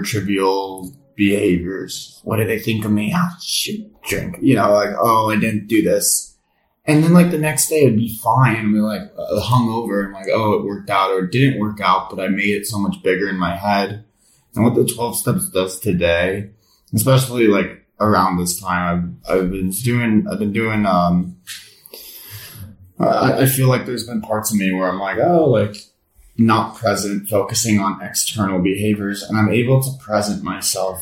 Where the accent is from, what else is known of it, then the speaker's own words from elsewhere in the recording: United States; I'm from America and I get to live in Italy for summer